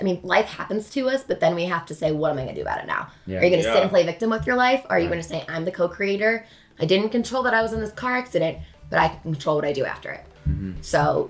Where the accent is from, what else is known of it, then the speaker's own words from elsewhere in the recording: Chicago, Illinois, United States; moved away as an adult; also born or lived in Los Angeles, California; now in Denver, United States; So I'm from Chicago, Illinois originally, and I am in and have been in Denver, Colorado for a year and a half.